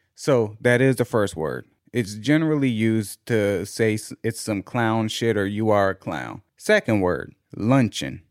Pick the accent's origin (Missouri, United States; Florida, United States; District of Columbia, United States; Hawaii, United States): District of Columbia, United States; Washington